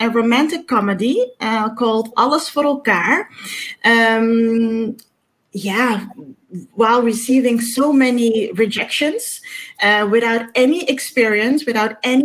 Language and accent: English; Amsterdam, North Holland, Netherlands; Born and raised in Amsterdam